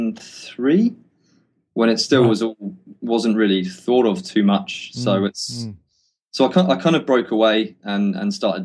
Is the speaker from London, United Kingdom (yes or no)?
no; Cornwall, South West England, United Kingdom; moved away as an adult; now in Wellington, New Zealand; I was from Cornwall, which is, you know, there wasn't much work around